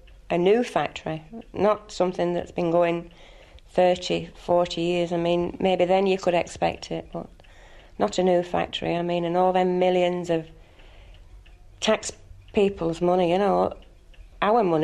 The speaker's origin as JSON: {"language": "English", "region": "England", "country": "United Kingdom", "moved": "as an adult", "lives_now": "Kilkenny, Ireland", "said": "I'm English, and my husband comes from Kilkenny originally"}